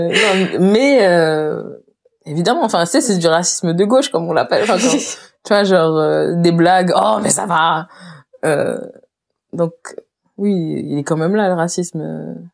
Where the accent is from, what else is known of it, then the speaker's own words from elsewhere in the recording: Réunion, France; j'ai grandi à la Réunion et que je suis réunionnaise